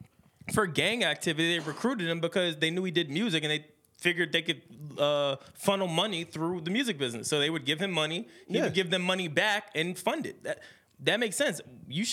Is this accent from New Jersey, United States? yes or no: yes; Secaucus, New Jersey, United States; I'm from Sea Caucus